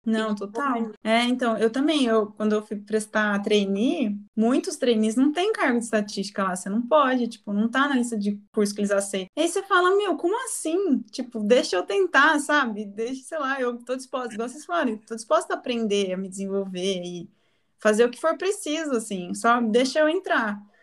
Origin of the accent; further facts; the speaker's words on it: Tapira, São Paulo, Brazil; moved away as an adult; now in São Carlos, Brazil; eu nasci no interior de São Paulo, sou de Tapira